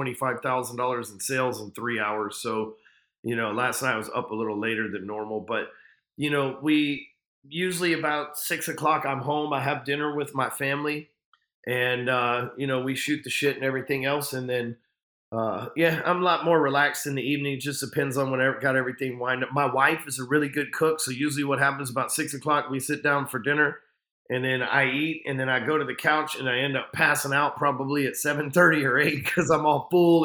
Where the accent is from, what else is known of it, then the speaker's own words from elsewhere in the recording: Texas, United States; I'm a Texan.